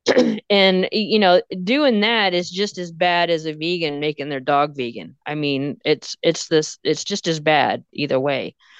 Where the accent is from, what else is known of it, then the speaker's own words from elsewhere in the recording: Texas, United States; I'm from Texas. We talk weird.